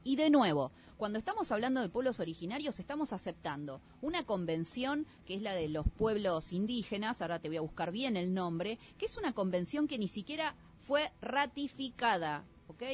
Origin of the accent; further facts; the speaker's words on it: Argentina; a nosotros como argentinos